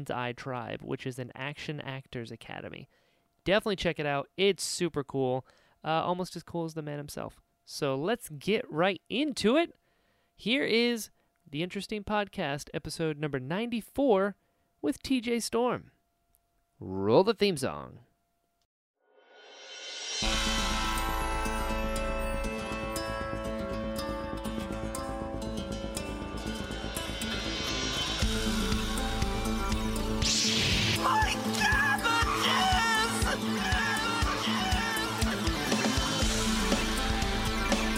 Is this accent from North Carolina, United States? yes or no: yes; North Carolina, United States; moved away; I'm from North Carolina